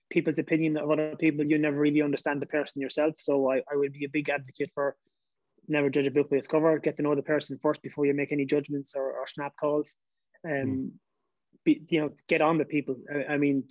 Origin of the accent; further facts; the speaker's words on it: Dundalk, County Louth, Ireland; also born or lived in United Kingdom; the Dock would have been my hometown